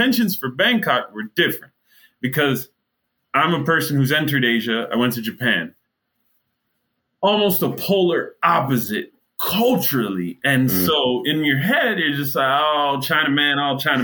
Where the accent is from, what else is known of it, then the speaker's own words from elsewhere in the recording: Jamaica; now in Miami, United States; as a Jamaican